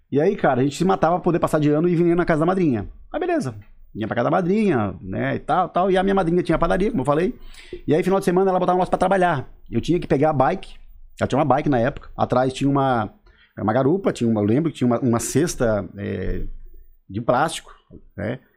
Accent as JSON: {"language": "Portuguese", "town": "Siderópolis", "region": "Santa Catarina", "country": "Brazil", "said": "sou aqui do Caravaggio, mas sou importado, né? Vim de Siderópolis, na verdade, né?"}